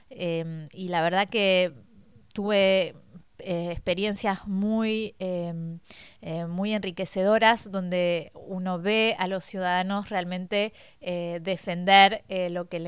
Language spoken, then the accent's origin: Spanish; Argentina; moved away as an adult; also born or lived in France; now in Paris, France; nací en Francia, eh, mis padres estaban acá por temas laborales y nos volvimos a Argentina a los siete años y hará unos ocho volví de nuevo a París